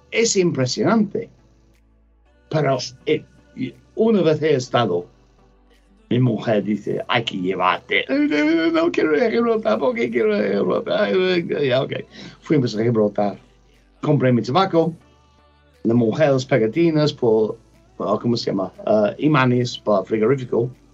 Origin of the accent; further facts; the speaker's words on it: England, United Kingdom; Spanish is a second language; now in Granada, Spain; no sé mucho español. Soy inglés